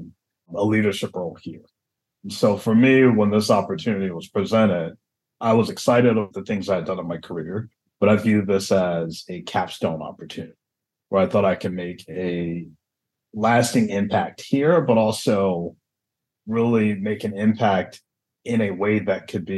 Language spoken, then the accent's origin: English; Atlanta, Georgia, United States; moved away as an adult; also born or lived in Michigan / New York / Los Angeles / Pittsburgh; now in Baltimore, United States; I grew up in Atlanta, and I was born in Michigan.